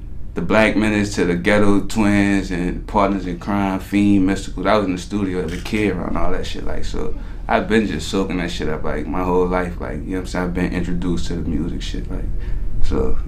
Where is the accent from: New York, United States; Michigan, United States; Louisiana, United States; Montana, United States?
Louisiana, United States; New Orleans; I'm from Holly Grove, New Orleans. Yeah, I'm from Uptown